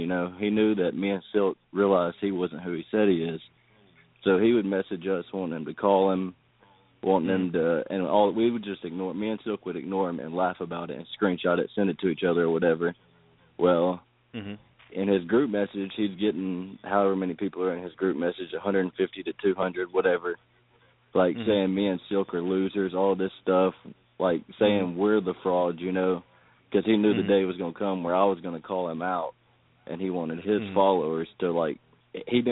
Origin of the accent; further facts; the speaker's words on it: Tennessee, United States; I'm from Tennessee